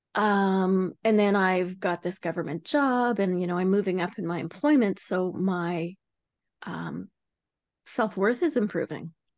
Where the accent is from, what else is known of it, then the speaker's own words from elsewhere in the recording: Vancouver Island, British Columbia, Canada; moved away as an adult; now in New Brunswick, Canada; I grew up in Canada. on a place called Vancouver Island